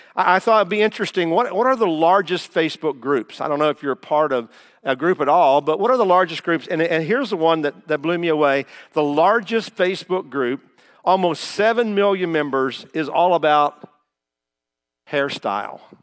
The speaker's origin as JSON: {"language": "English", "town": "Taylorsville", "region": "Kentucky", "country": "United States", "tie": "born or raised there", "also_born_or_lived": "Indiana", "moved": "as an adult", "said": "I am a Kentucky boy"}